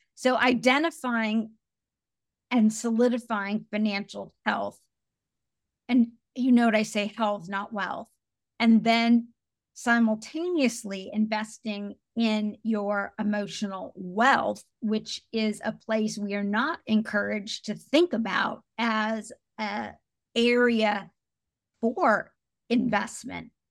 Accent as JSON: {"language": "English", "region": "Indiana", "country": "United States", "tie": "born or raised there", "said": "I grew up in a really small, very white town in Indiana"}